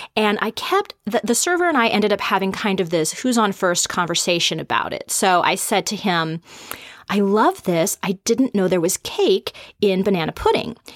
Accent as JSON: {"language": "English", "area": "the Northwest", "region": "Pacific Northwest", "country": "United States", "tie": "born or raised there", "said": "I grew up here in the Northwest"}